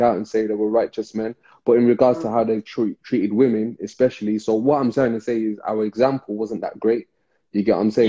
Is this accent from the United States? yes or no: no; Birmingham, West Midlands, United Kingdom; especially in inner city Birmingham, we came from Rastafarian parents